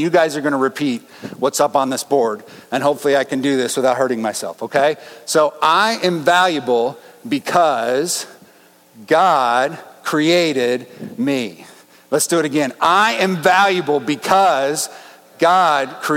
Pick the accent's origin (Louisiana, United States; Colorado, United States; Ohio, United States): Colorado, United States; Denver; I grew up in Denver